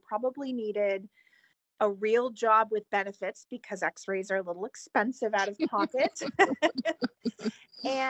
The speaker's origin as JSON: {"language": "English", "region": "New Hampshire", "country": "United States", "also_born_or_lived": "Emeryville, California / San Francisco", "moved": "as an adult", "said": "I was relocated back to the East Coast, where I'm originally from, to New Hampshire"}